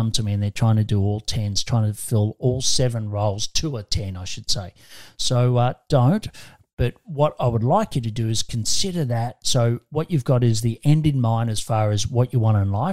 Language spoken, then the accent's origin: English; Australia; I'm an Aussie